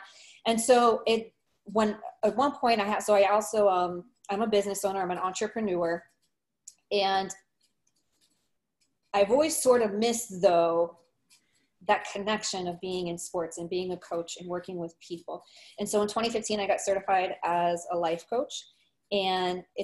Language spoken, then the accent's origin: English; Miami, Florida, United States; I'm actually from Miami. I'm born and raised here.